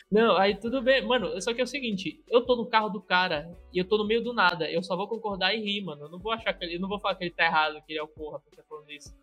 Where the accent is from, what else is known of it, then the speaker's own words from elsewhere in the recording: Pará, Brazil; eu sou do Pará.